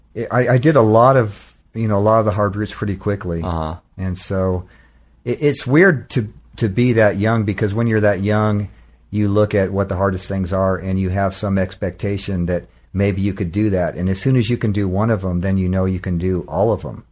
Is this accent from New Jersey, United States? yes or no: no; Southern California, United States; I was a guy from SoCal